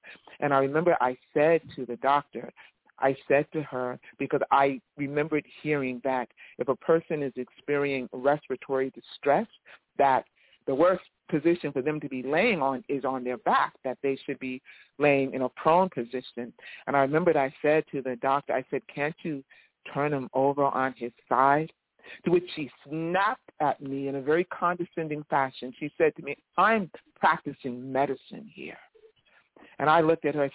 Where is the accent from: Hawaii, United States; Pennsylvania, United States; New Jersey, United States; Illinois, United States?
New Jersey, United States; East Orange; I'm a longtime community activist out of New Jersey, in the Newark area. I'm from East Orange